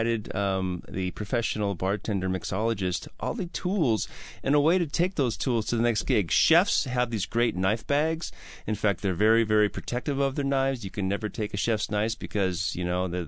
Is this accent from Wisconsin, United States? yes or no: yes; Wauwatosa, Wisconsin, United States; moved away; I'm from Wauwatosa.